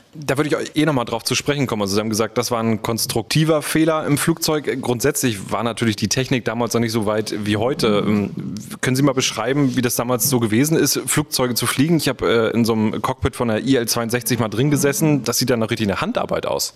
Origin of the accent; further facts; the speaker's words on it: Schwerin, Mecklenburg-Vorpommern, Germany; Ich bin Baujahr 83 geboren in der DDR, in Schwerin damals